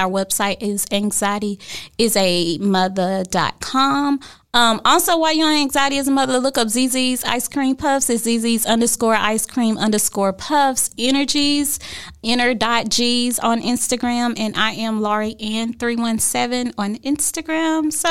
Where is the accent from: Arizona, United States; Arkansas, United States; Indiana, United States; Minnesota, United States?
Arkansas, United States; El Dorado; now in Dallas, United States; we are originally from El Dorado, Arkansas